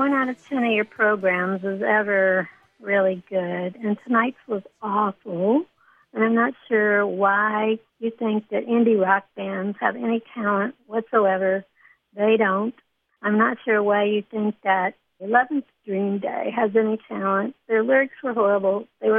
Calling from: Nashville, Tennessee, United States; I'm calling from Nashville, Tennessee.

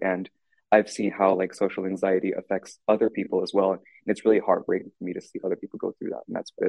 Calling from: Nevada, United States; I'm calling from Santa Fe Valley High School in Nevada.

